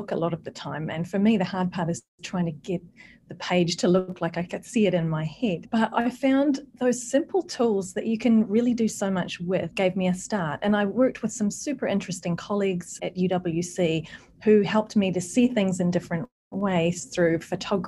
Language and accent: English; New Zealand; moved away; I'm originally from New Zealand